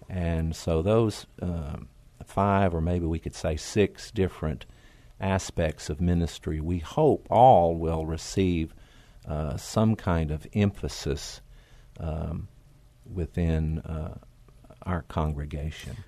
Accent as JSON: {"language": "English", "region": "Oklahoma", "country": "United States", "tie": "born or raised there", "also_born_or_lived": "Tennessee", "moved": "as an adult", "lives_now": "San Antonio, United States", "said": "I grew up in Oklahoma, uh, way out in the country"}